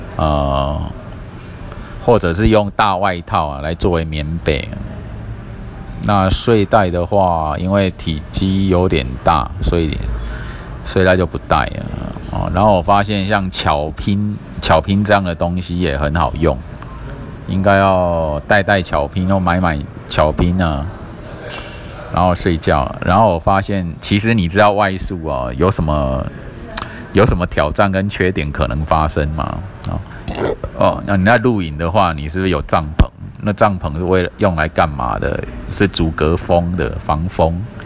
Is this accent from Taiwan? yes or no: yes; Kaohsiung, Taiwan; 因为我小时候就在这个新乐街的旅馆跑跑跳跳嘛，哈，那时候还很小，然后后来我跑去住新兴区这样，一直住到现在